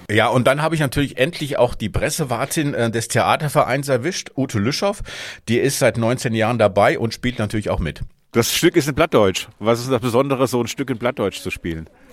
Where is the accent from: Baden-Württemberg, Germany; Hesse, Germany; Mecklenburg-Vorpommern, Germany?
Hesse, Germany; moved away; ich komme ja aus Hessen